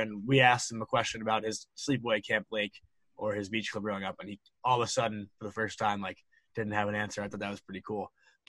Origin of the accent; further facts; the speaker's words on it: Long Island, New York, United States; growing up on Long Island